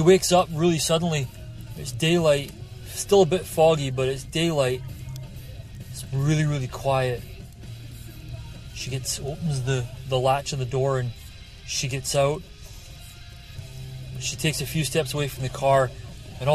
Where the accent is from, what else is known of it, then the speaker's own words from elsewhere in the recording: Scotland, United Kingdom; now in Fraser Valley, Canada; when I was a wee kid growing up in Scotland